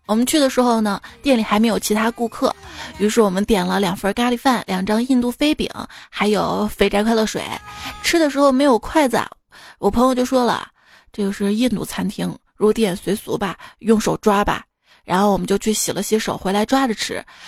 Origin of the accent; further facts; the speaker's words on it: Shaanxi, China; 给我们陕西人一个一个馍一个馍，能夹住整个世界